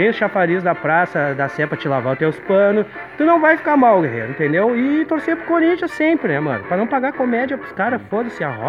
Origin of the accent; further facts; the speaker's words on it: São Paulo, Brazil; É que eu sou da Zona Leste ali, entendeu?